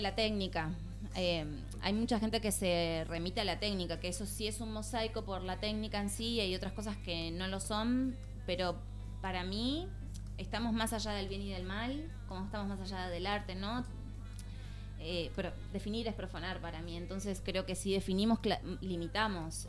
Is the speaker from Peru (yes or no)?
no; Río Gallegos, Santa Cruz, Argentina; moved away as an adult; also born or lived in Buenos Aires; now in Barcelona, Spain; yo soy de Río Gallegos, Santa Cruz, pero viví en Buenos Aires